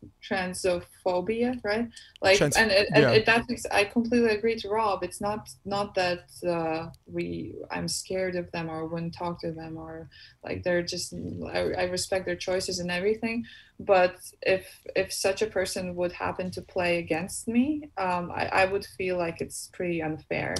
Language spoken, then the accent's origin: English; Latvia; moved away as an adult; now in United States; my hometown